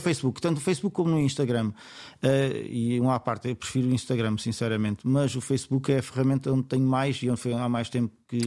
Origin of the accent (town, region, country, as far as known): Setúbal, Portugal